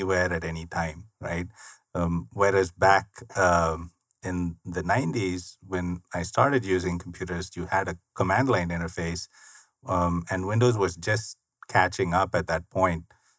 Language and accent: English; India; moved away as an adult; now in United States; I was born and raised in India. I lived there 27 years all my life